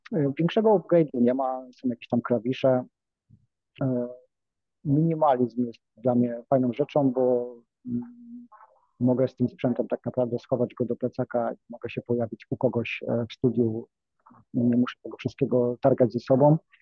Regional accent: Nowa Ruda, Lower Silesian Voivodeship, Poland; pochodzę z małego miasta Nowa Ruda na Dolnym Śląsku

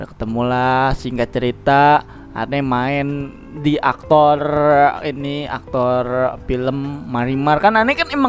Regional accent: Bojonggede, West Java, Indonesia; born there; Gua kan lahir ya di Bojonggede, Bang.

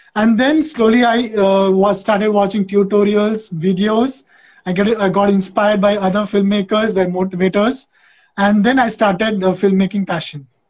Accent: West Bengal, India; now in Andhra Pradesh, India; I am originally from West Bengal. I'm a Bengali guy, but I have settled in Andhra Pradesh uh, since 17 years

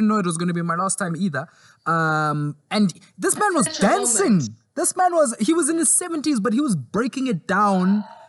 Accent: Zimbabwe; also born or lived in South Africa; because I grew up in Zimbabwe and South Africa, so I listen to a lot of Zimbabwean and South African artists.

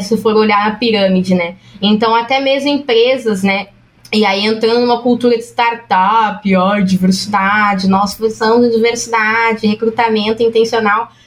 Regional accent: São Paulo, Brazil; eu sou da Zona Leste de São Paulo

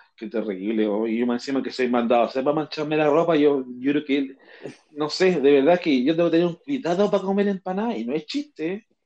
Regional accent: Chile

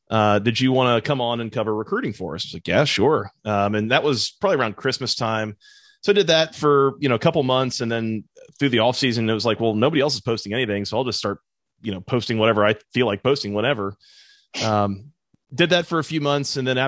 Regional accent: Metro Atlanta, Georgia, United States; when you're a kid growing up in Metro Atlanta

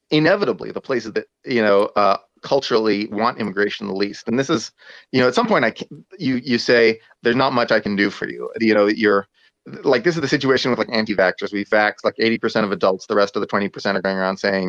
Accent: Texas, United States; I'm from Texas

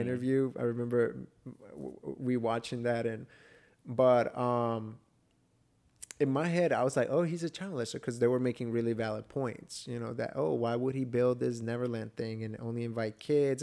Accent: Atlanta, Georgia, United States; I was raised in Atlanta

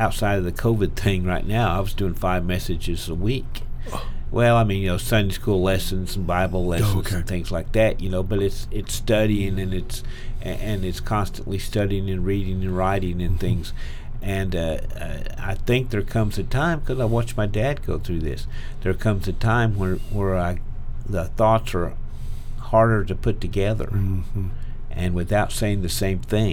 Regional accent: Oklahoma, United States; I'm from Oklahoma

